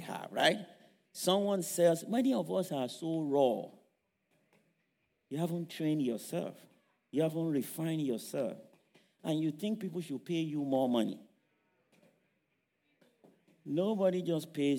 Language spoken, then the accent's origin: English; Nigeria; moved away; those of us who grew up in Africa, I grew up in Nigeria.